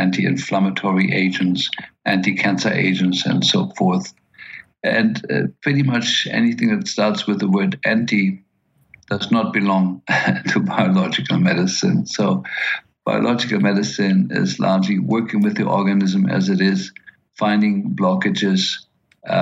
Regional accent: Berlin, Germany; moved away; I grew up in Berlin and post-war Berlin

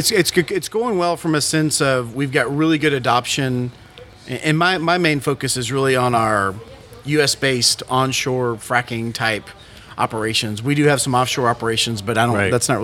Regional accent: Waco, Texas, United States; now in Houston, United States; born and raised in Waco, Texas, went to Baylor University.

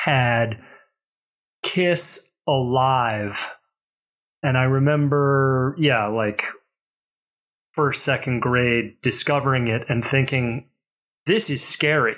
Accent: Mobile, Alabama, United States; I grew up in Alabama

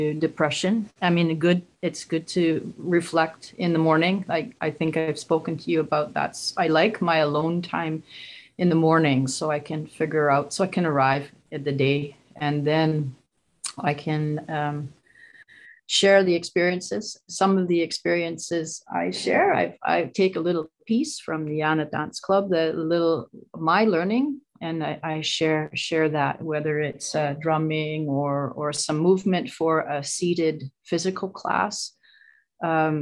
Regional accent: Vancouver, British Columbia, Canada; also born or lived in Fraser Valley; I'm from here. I'm from Vancouver area. I'm living out in the Fraser Valley, Vancouver area, BC, Canada

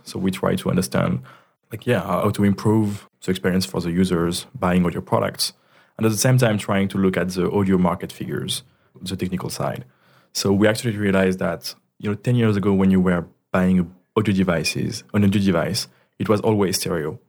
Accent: Ardèche, Auvergne-Rhône-Alpes, France; English is a second language; moved away as an adult; now in Paris, France; I'm from Ardèche, which is like, I think the, the region in France with the less population. It's really the countryside

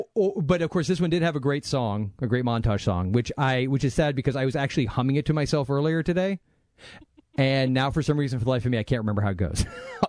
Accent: United States; we are American

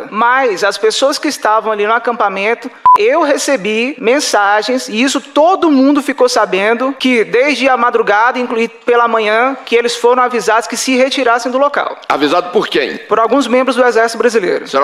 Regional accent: Brasília, Federal District, Brazil; Eu sou nascido e criado em Brasília, já participei de inúmeros atos aqui e tudo mais

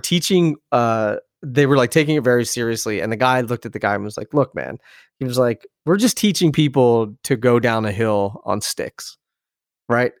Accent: Philadelphia, Pennsylvania, United States; moved away; also born or lived in Hoboken, New Jersey; I grew up in Philadelphia, outside of Philadelphia.

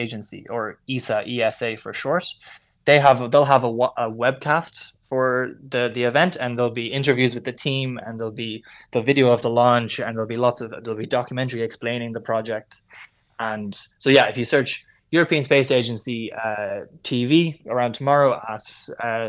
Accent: Kellistown, Leinster, Ireland; also born or lived in Kilkenny; home is actually in Kellistown in County Carlow. So I went to school in Carlow, but also in Kilkenny College in Kilkenny

